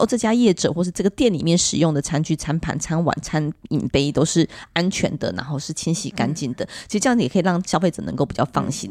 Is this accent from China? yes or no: no; Taiwan; 以前我虽然在客家庄长大，但我对客家语言其实非常陌生，因为我们那时候还有在推行讲国语的时代